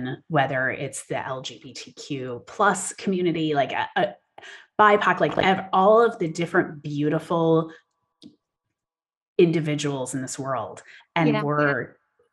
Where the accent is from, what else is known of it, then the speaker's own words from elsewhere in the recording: Wisconsin, United States; also born or lived in United Kingdom; now in California, United States; I'm from Wisconsin originally